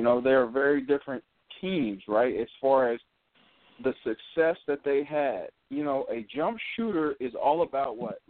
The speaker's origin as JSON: {"language": "English", "town": "San Francisco", "region": "California", "country": "United States", "moved": "yes", "lives_now": "Washington, D.C., United States", "said": "I'm a transplant. I am by way of San Francisco, California."}